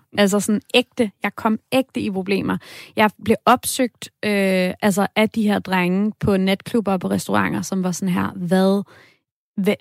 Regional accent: Denmark; jeg er fra Danmark

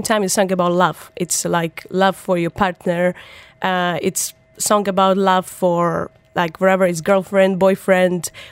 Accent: Ukraine; English is a second language; moved away as an adult; also born or lived in Kyiv, Ukraine; now in United Arab Emirates; I started singing in Ukraine, in my hometown.

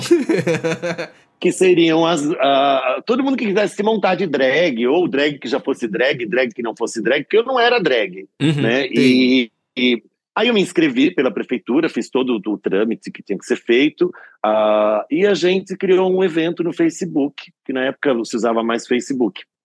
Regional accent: Nova Odessa, São Paulo, Brazil; now in São Paulo, Brazil; Eu sou de Nova Odessa, que é antes de Americana, depois de Campinas.

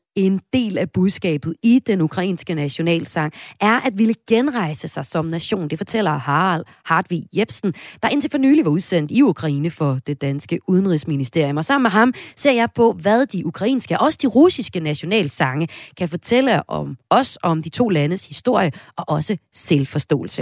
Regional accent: Denmark

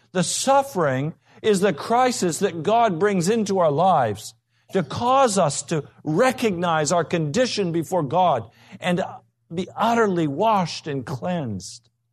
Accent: United States; we're American

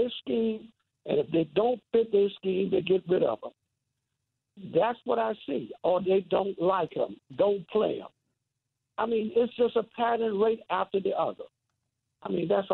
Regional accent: Washington, District of Columbia, United States; now in Atlanta, United States; I grew up in Washington, D.C.

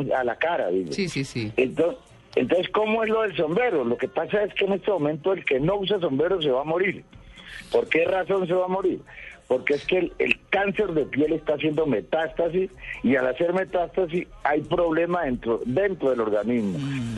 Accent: Cali, Valle del Cauca, Colombia; also born or lived in Buenaventura; now in Bogotá, Colombia; yo soy caleño

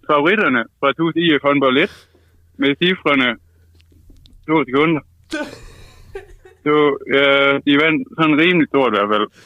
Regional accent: Vejle, Southern Denmark, Denmark; det spillede vi ikke der, hvor jeg kommer fra.

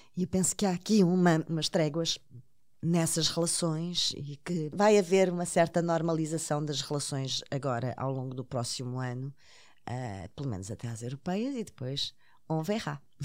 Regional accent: Portugal; como portuguesa

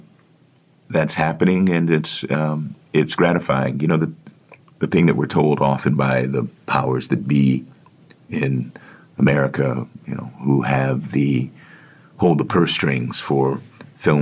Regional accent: Washington, District of Columbia, United States; Washington, D.C., which is my hometown

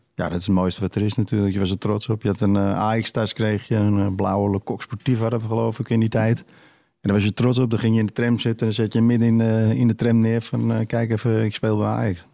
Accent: Amsterdam, North Holland, Netherlands; ik groeide op in West en eh, ja, altijd op straat voetballen

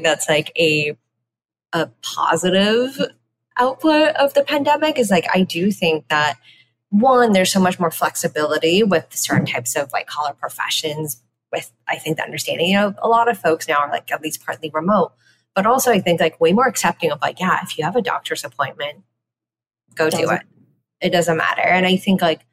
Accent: Canada; growing up in Canada

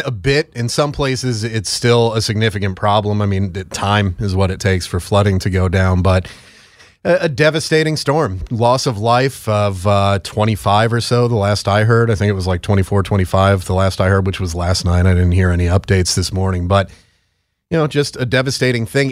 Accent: Northeast, United States; I'm from the Northeast

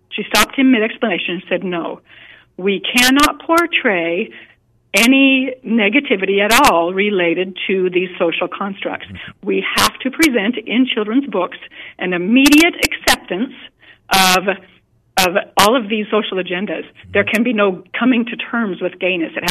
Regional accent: Montana, United States; I put together a writers' conference, it's been about eight years ago, in my home state of Montana.

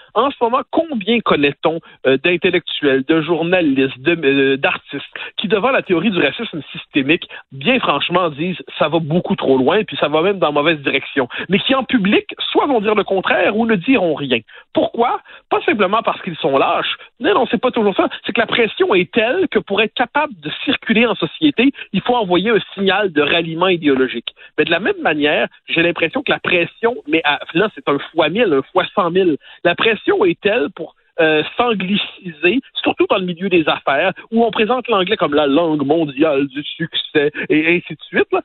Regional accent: Quebec, Canada

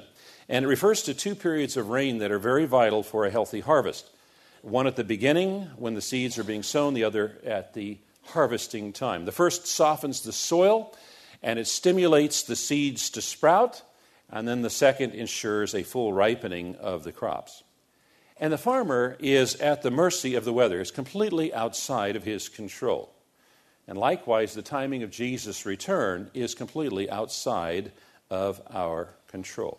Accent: United States; American Christians

